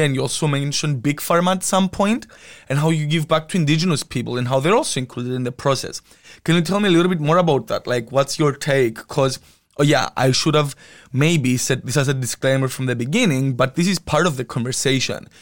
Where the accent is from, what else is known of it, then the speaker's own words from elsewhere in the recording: Cyprus; moved away as an adult; now in Amsterdam, Netherlands; I was born and raised in Cyprus